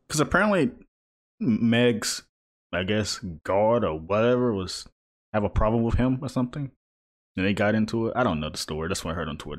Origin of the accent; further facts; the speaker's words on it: East Coast, near the Virginia–North Carolina border, United States; now in Charlotte, United States; I grew up in the East Coast, so it's like, I'm near water always